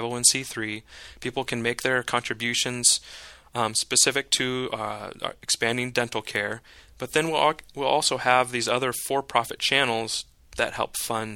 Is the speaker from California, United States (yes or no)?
yes; Northern California, United States; now in San Diego, United States; I grew up in Northern California, so I would be out on the lake, on Lake Shasta